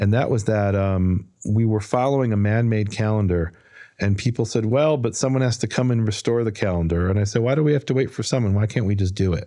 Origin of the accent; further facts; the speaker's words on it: Chicago, Illinois, United States; moved away as an adult; also born or lived in Israel; I was born and raised in Chicago, moved there when I was twenty.